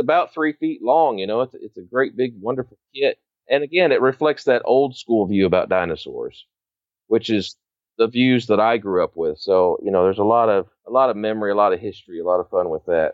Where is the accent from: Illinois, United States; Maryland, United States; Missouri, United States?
Illinois, United States; Northern; growing up in Northern Illinois